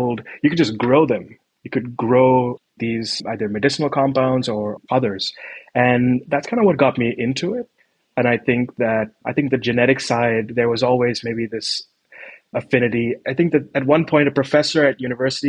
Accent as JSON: {"language": "English", "town": "Mumbai", "region": "Maharashtra", "country": "India", "tie": "born or raised there", "moved": "as an adult", "lives_now": "Copenhagen, Denmark", "said": "I was born and raised in Bombay"}